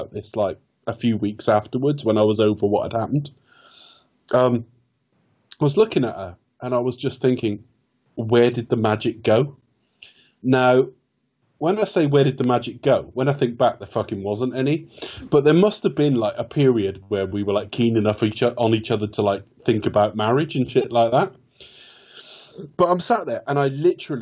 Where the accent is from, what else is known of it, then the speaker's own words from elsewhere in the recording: West Country, South West England, United Kingdom; I've been back in my hometown. I've just moved out of it, actually. But I've been back in the West Country about 16 years now